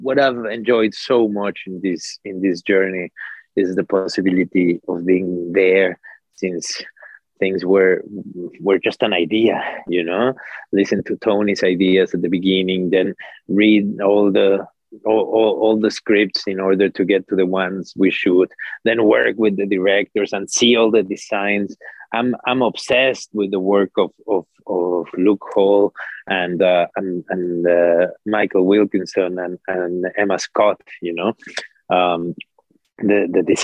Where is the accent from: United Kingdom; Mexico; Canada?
Mexico; I come from Mexico